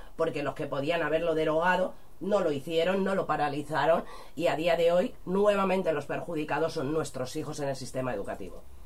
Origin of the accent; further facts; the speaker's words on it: Spain; nuestro país, a nuestras lenguas, a nuestras tradiciones